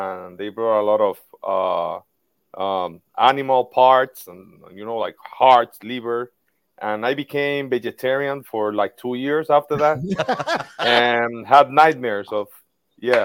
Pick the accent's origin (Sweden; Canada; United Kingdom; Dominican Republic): Dominican Republic; Tamboril, Santiago; my hometown, Tamboril, which is very close from the Santiago, the second biggest city here in the DR